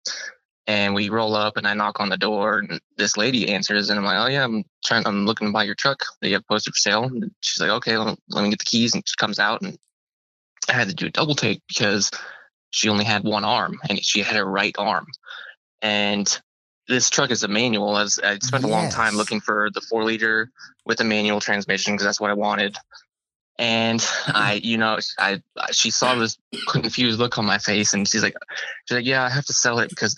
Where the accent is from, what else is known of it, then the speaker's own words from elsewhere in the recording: Washington, United States; I grew up in Washington State